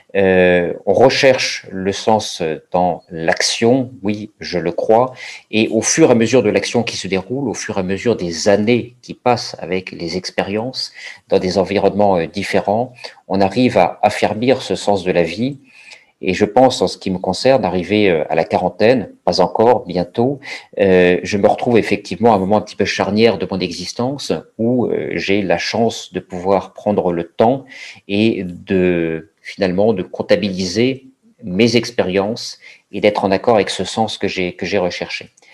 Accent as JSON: {"language": "French", "town": "Paris", "region": "Île-de-France", "country": "France", "tie": "born or raised there", "said": "je suis euh, parisien, j'ai grandi à, grandi à Paris"}